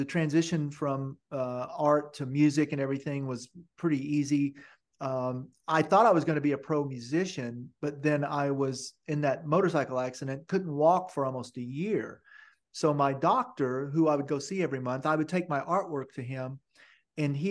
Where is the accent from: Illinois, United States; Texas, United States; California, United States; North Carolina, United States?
Texas, United States; Longview; I'm from Longview